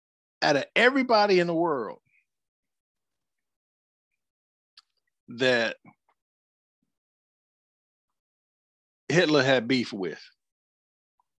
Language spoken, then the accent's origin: English; Georgia, United States; growing up in Georgia